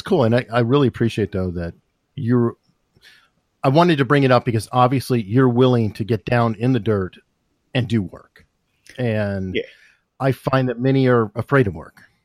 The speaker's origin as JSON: {"language": "English", "town": "Tucson", "region": "Arizona", "country": "United States", "tie": "born or raised there", "moved": "yes", "said": "I'm from Arizona. I grew up there."}